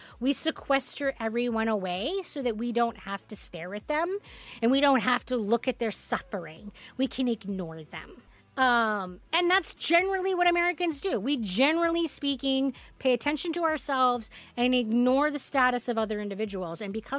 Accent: South Africa; I grew up in South Africa, and the harsh reality of life there is just so much more than I could ever communicate in a comment.

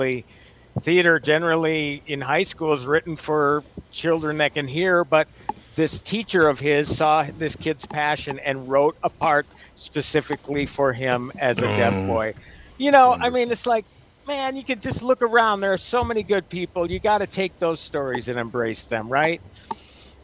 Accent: East Coast, United States; I'm from the East Coast

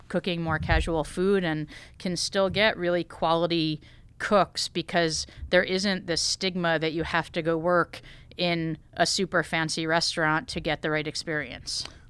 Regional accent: Connecticut, United States; I grew up in Connecticut

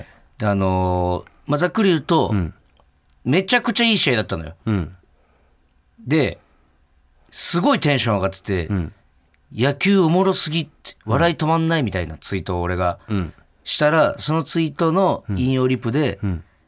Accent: Chiba, Japan; 俺はもともと地元が千葉だからね

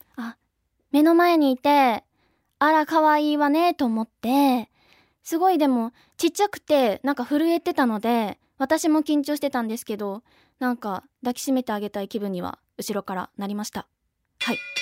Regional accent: Okinawa, Japan; 出身は沖縄県出身です

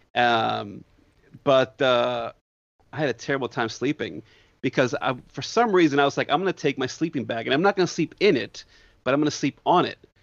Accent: Northeast, United States; moved away; I grew up in the Northeast

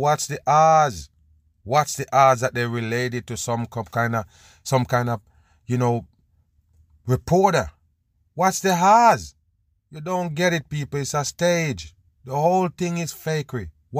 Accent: Israel; I mean, I'm from Israel. The war is real.

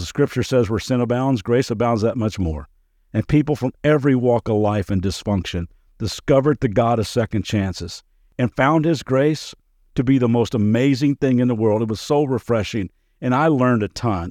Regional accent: Kentucky, United States; moved away as an adult; also born or lived in Las Vegas; growing up in Kentucky

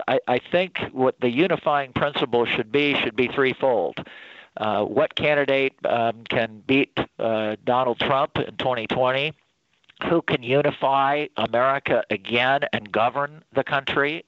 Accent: South Bend, Indiana, United States; my hometown of South Bend, Indiana

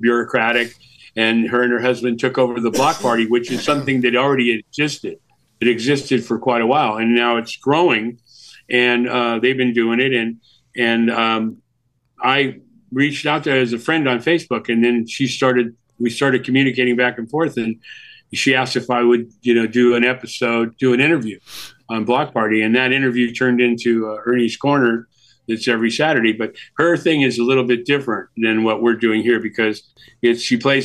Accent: San Jose, California, United States; also born or lived in Milwaukee / New York; I was from California already, San Jose, Northern California

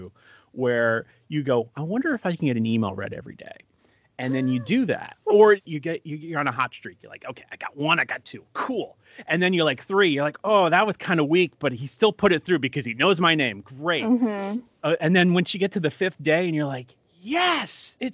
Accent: Long Island, New York, United States; also born or lived in Dayton, Ohio / Saratoga Springs, New York; I was born in New York City, lived on Long Island for most of my life

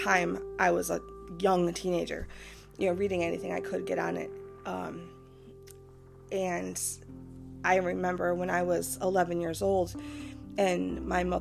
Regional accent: Michigan, United States; my home state of Michigan

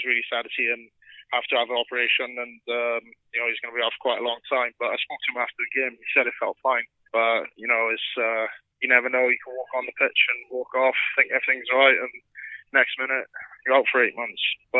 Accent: Wales, United Kingdom; I am fully Welsh.

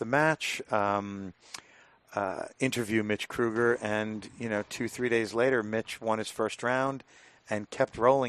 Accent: New York, United States; now in Texas, United States; I'm a New Yorker

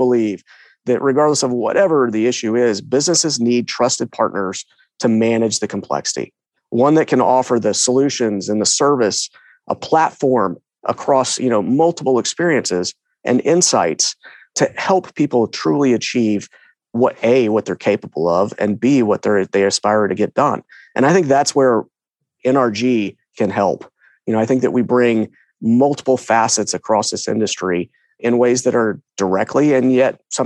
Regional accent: Katy, Texas, United States; moved away as an adult; also born or lived in Williamsburg, Virginia; I was born and raised in Houston, or a little town west. Well, it was little town called Katy, west of Houston

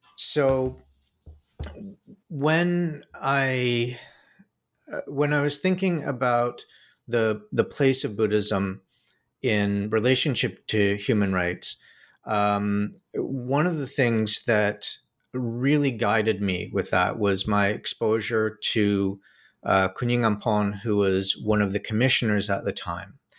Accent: Toronto, Ontario, Canada; moved away as an adult; also born or lived in New York; I grew up in Canada, in Toronto

